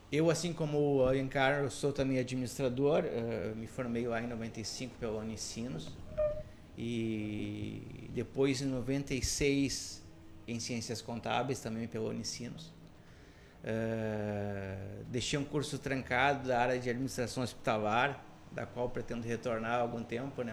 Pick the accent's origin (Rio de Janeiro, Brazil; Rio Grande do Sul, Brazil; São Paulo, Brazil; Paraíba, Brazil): Rio Grande do Sul, Brazil; Canoas; eu, sou um cidadão de Canoas, né? praticamente nascido, criado e também boa parte da minha carreira profissional feita na região de Porto Alegre e área metropolitana